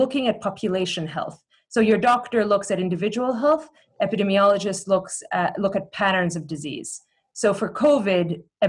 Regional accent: Cleveland, Ohio, United States; born there; I was born in Cleveland, Ohio.

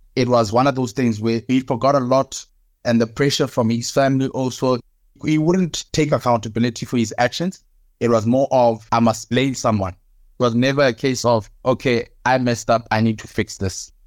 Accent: South Africa; also born or lived in Cape Town; now in Johannesburg, South Africa; I am South African

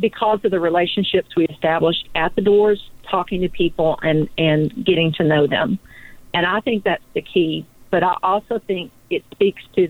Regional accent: Eastern Kentucky, United States; I grew up in Eastern Kentucky, and for anybody out there in California who's not sure about that, it's Appalachia

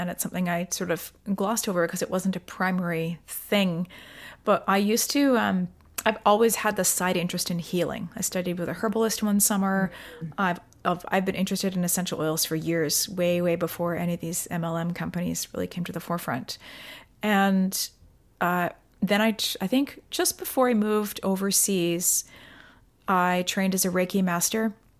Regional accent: Delta, British Columbia, Canada; So basically I grew up in Delta, BC. I went to university in Victoria.

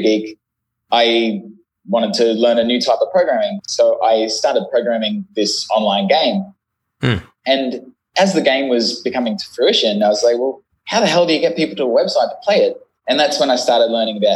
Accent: Brisbane, Queensland, Australia; moved away as an adult; also born or lived in London; I'm originally from Brisbane, Australia. Grew up in the country, but I've moved to the city to become a software engineer.

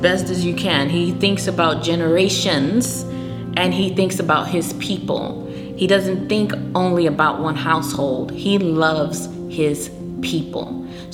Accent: United States; I was born in America, but my parents are from another country

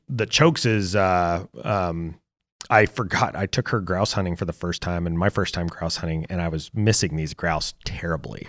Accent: Lake County, Oregon, United States; moved away; where I grew up in Oregon, uh, in Lake, uh, Lake County

